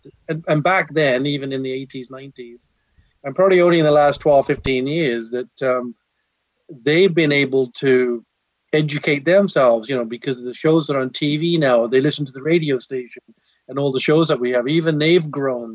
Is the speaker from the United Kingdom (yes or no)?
yes; England, United Kingdom; Being born and raised in England